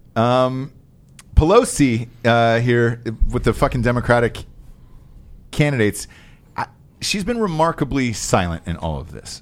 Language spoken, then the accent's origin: English; Georgia, United States; as a kid growing up in Georgia